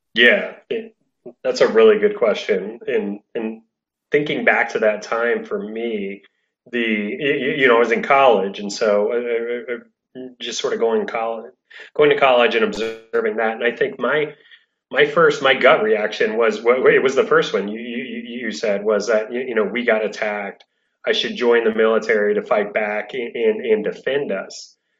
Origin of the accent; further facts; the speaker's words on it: Florida, United States; now in Washington, D.C., United States; I'm from Florida, and my mom uh, owns a shell shop, um, and, and that was kind of the family business growing up